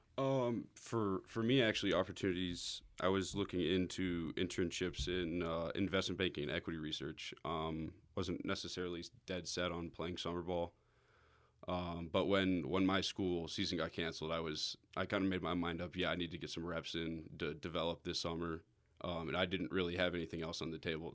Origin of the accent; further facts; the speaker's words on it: Atlanta, Georgia, United States; I'm a right-handed pitcher from Atlanta, Georgia.